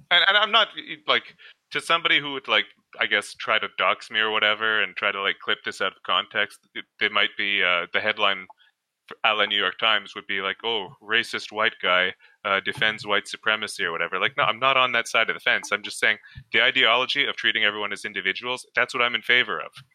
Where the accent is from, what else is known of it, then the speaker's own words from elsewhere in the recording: Canada; I'm from Canada